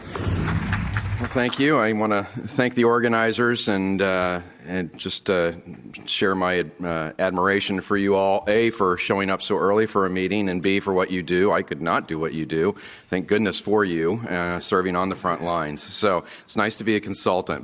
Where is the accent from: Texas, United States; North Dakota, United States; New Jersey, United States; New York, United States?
Texas, United States; I'm from Texas